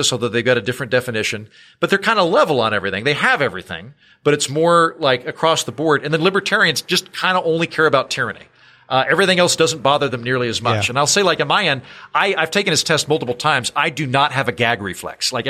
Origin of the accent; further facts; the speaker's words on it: Oklahoma, United States; I don't like you're from Iowa, I'm from Oklahoma.